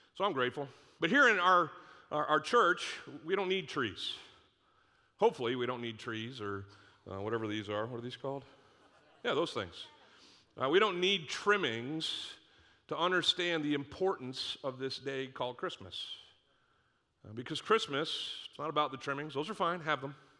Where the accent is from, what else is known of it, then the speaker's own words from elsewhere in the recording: Northeast, United States; moved away; I grew up in the Northeast